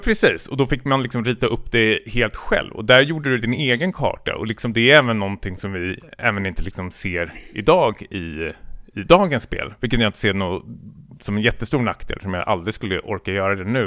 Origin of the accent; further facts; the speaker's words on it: Stockholm, Stockholm County, Sweden; jag kommer från Stockholm, västerort